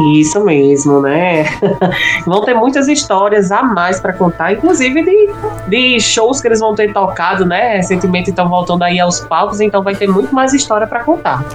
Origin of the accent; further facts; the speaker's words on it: Natal, Rio Grande do Norte, Brazil; Eu sou de Natal, né? Não sei se você sabe. Aqui no Rio Grande do Norte.